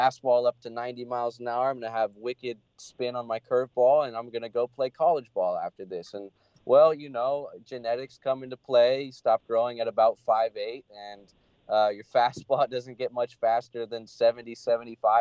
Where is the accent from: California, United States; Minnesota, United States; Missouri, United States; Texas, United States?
California, United States; Long Beach; moved away as an adult; now in San Luis Obispo, United States; I'm born and raised in Long Beach